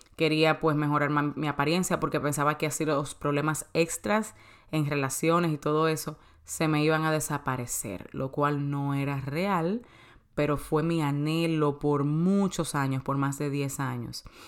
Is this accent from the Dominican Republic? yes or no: yes; Santo Domingo, Distrito Nacional, Dominican Republic; moved away as an adult; also born or lived in New York; now in United States; de Santo Domingo, de República Dominicana, que es mi país natal. Yo vine aquí a los 18 años.